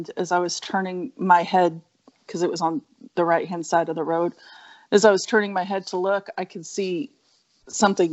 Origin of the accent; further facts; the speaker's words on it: Northern California, United States; I grew up in Northern California